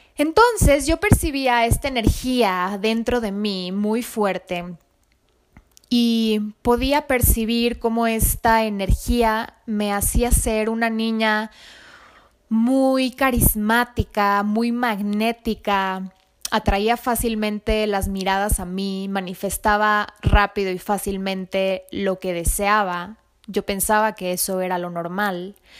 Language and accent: Spanish; Mexico City, Mexico; soy mexicana nací en México, en la Ciudad de México